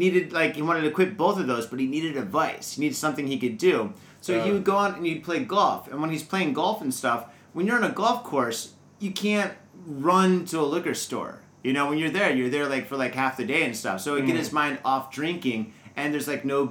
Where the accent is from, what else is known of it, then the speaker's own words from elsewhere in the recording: Midwest, United States; now in Japan; I'm from the Midwest